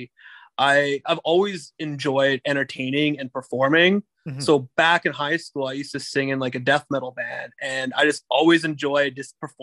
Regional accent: Dauphin, Manitoba, Canada; moved away as an adult; also born or lived in Australia / Brandon; now in Winnipeg, Canada; I'm born and raised just in Dauphin. So I actually grew up just north of Dauphin

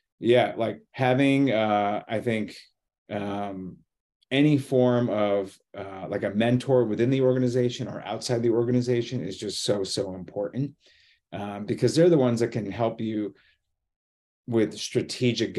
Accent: United States; moved away; also born or lived in Boston / New York City; I'm originally from the Connecticut, New York border

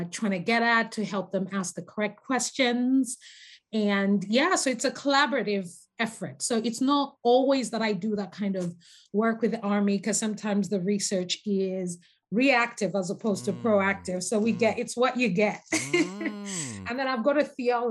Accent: Zambia; moved away as an adult; also born or lived in North America; now in United Kingdom; I'm a native of Zambia. So I was born and raised in Zambia, that's Southern Africa.

